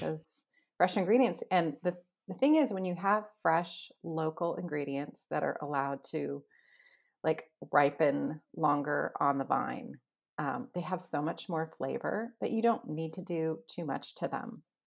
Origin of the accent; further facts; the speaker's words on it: Los Angeles, California, United States; now in Washington State, United States; I grew up in Los Angeles.